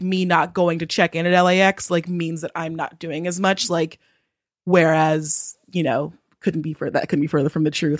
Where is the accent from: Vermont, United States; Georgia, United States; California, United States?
California, United States; Southern; I was born and raised in Southern California.